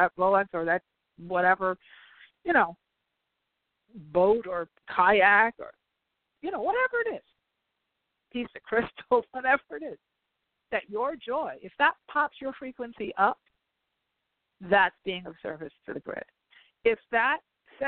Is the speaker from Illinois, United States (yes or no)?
no; New York, United States; now in La Jolla, United States; I'm from New York originally